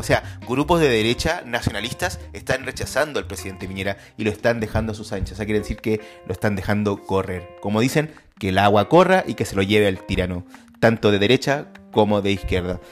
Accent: Chile; nos avergüenzan como chilenos

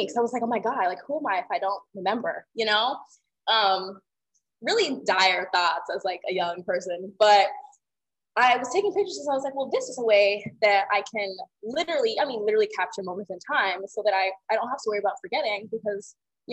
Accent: Atlanta, Georgia, United States; growing up in the South

